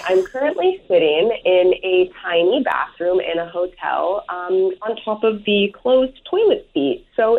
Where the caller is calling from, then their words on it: Campbell River, British Columbia, Canada; I am calling you from Campbell River on beautiful Vancouver Island.